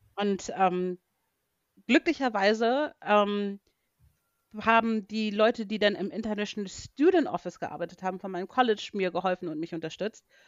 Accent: Hamburg, Germany; also born or lived in Arizona; als Hamburgerin

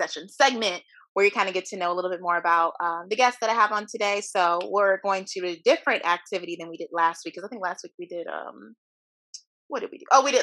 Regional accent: Ferguson, Missouri, United States; My hometown.

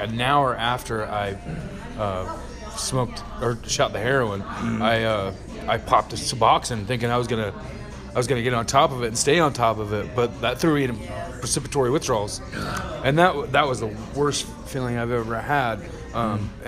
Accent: Price, Utah, United States; also born or lived in Ohio; now in Tooele, United States; I was born in Price, Utah. I've been kind of all over the country.

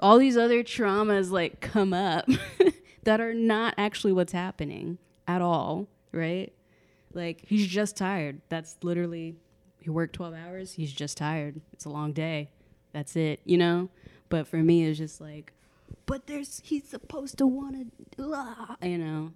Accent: Texas, United States; I'm from the South, like Texas

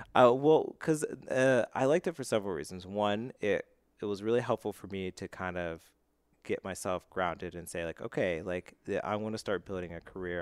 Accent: Altoona, Pennsylvania, United States; moved away; so I grew up in Altoona, Pennsylvania.

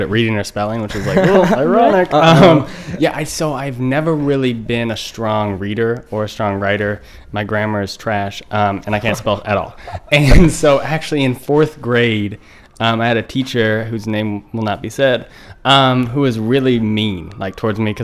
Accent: Ventura, California, United States; moved away as an adult; also born or lived in Rancho Santa Margarita, California / Kansas City, Kansas; now in Baltimore, United States; Moved back to California, Ventura, and did like 5th grade there and then up through college

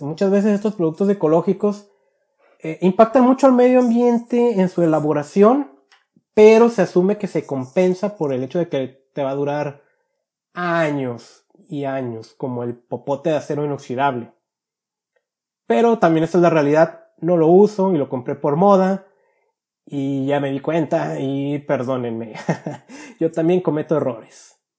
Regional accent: Guadalajara, Jalisco, Mexico; mi niñez en Guadalajara

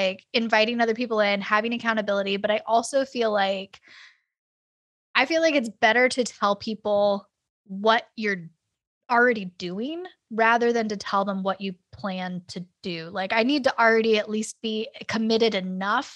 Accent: California, United States; moved away; I grew up in California

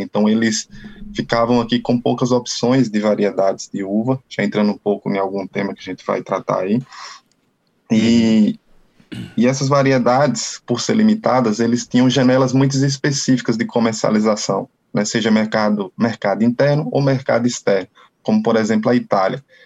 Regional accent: Canarana, Bahia, Brazil; sou natural uma, da cidade do interior da Bahia chamada Canarana

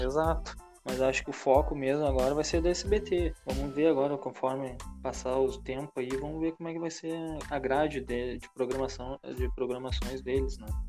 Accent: Brazil; somos brasileiros

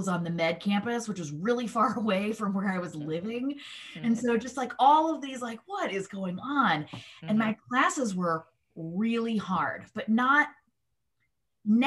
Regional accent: Mississippi, United States; I am a Jew from Mississippi

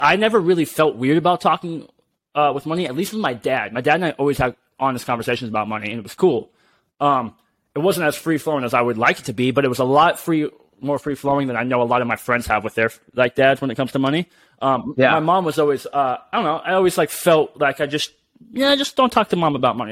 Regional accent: United States; us being being American here

